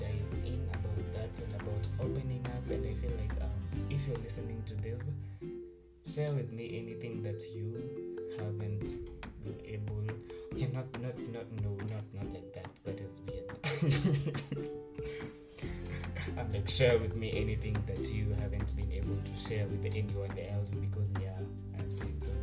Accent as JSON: {"language": "English", "region": "Nairobi", "country": "Kenya", "tie": "born or raised there", "said": "I was born and raised in Nairobi"}